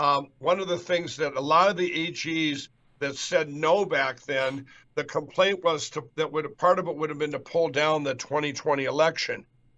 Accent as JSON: {"language": "English", "region": "Minnesota", "country": "United States", "said": "my home state of Minnesota"}